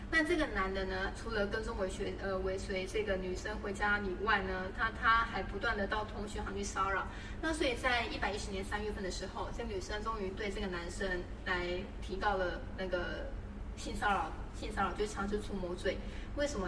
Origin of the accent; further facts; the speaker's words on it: Taiwan; 我们台湾这边